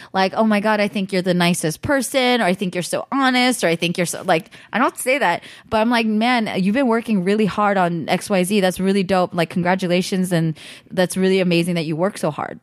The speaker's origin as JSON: {"language": "English", "area": "Bay Area", "region": "California", "country": "United States", "tie": "born or raised there", "lives_now": "Los Angeles, United States", "said": "I grew up in the Bay Area"}